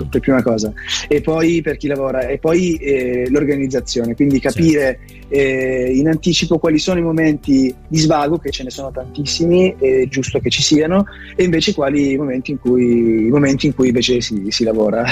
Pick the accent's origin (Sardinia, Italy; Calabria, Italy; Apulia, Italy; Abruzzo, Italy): Calabria, Italy; now in Milan, Italy; la mia terra natia che è la Calabria